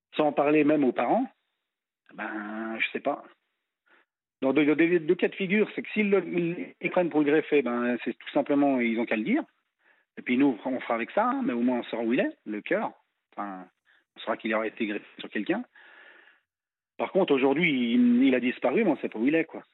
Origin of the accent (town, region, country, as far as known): France